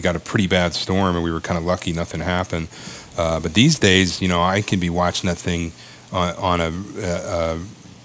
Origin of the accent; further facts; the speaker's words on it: Maryland, United States; moved away as an adult; also born or lived in Ithaca, New York; I grew up down in Maryland